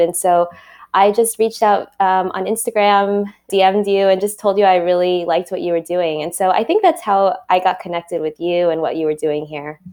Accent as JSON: {"language": "English", "town": "New York City", "region": "New York", "country": "United States", "tie": "born or raised there", "said": "I was born and raised in Queens, in Flushing, and grew up there my whole life till I went to college"}